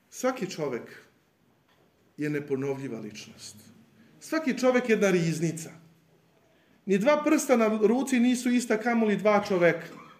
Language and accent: Croatian; Serbia; also born or lived in Iași, Romania; budući da sam bio jedini Srbin